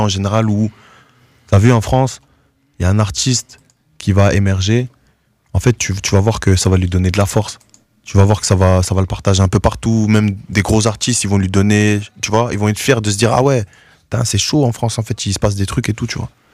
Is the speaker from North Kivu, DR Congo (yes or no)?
yes; Goma, North Kivu, DR Congo; also born or lived in Norway; now in Brussels, Belgium; moi aussi, je suis né là-bas, que je suis né à Goma